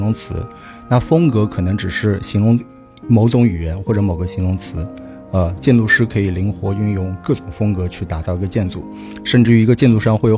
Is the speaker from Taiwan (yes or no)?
no; Shanghai, China; 作为一个从小在上海土生土长的上海人